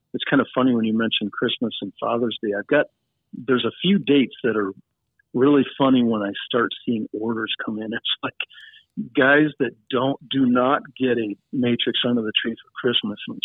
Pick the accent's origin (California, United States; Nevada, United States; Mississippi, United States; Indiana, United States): Nevada, United States; now in Montana, United States; We're from Nevada